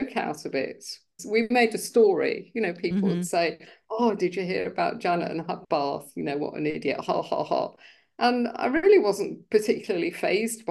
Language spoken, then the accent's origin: English; London, United Kingdom; I grew up in UK in London.